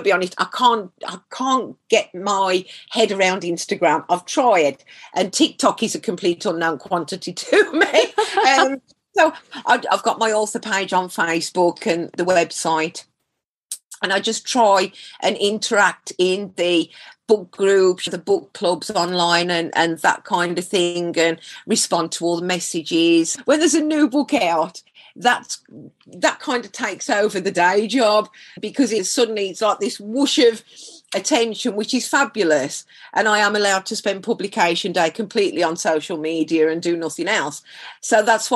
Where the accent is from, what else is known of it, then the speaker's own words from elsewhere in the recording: Black Country, West Midlands, United Kingdom; accent: Black Country; People know you come from the black country